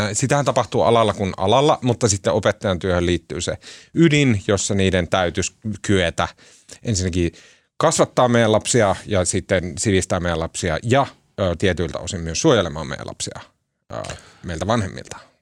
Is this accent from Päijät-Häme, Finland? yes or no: no; Oulu, North Ostrobothnia, Finland; also born or lived in Tampere; me ollaan sieltä Oulusta kotoisin